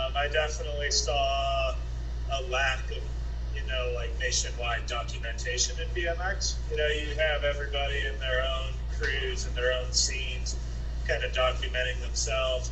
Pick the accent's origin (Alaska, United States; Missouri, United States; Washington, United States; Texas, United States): Missouri, United States; St. Louis; moved away; I did most of my growing up in St. Louis.